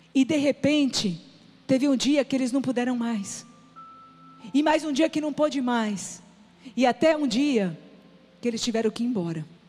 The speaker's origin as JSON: {"language": "Portuguese", "region": "São Paulo", "country": "Brazil", "moved": "yes", "lives_now": "Ceará, Brazil", "said": "Eu sou paulista."}